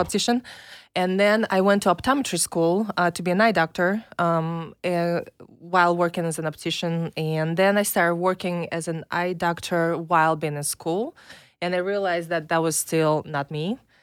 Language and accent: English; Minsk, Belarus; English is a second language; now in United States; I'm from Belarus. Uh, it's a tiny little country next to Russia.